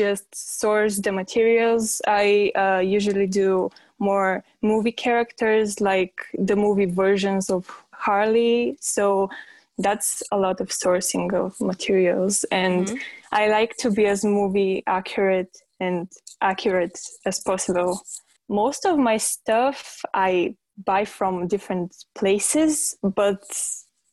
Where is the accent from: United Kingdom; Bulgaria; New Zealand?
Bulgaria; I'm from Bulgaria